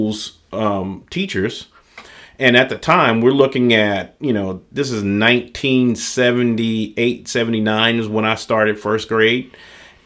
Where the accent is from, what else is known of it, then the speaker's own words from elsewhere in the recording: Greenwood, Mississippi, United States; I grew up in Greenwood, Mississippi.